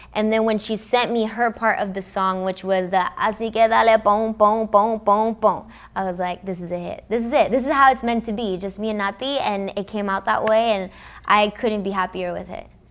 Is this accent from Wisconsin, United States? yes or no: no; Los Angeles, California, United States; first language English; I'm from Los Angeles, because I grew up in America